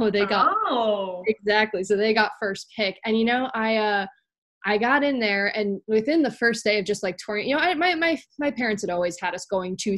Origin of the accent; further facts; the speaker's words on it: Meriden, Connecticut, United States; I'm actually from Meriden, Connecticut, right? You know, I'm sitting in Connecticut right now, and I'm actually from Meriden, which is, you know, around central Connecticut